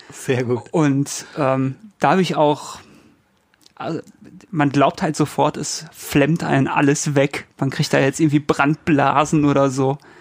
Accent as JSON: {"language": "German", "region": "North Rhine-Westphalia", "country": "Germany", "said": "Ich komme ja, komm aus NRW"}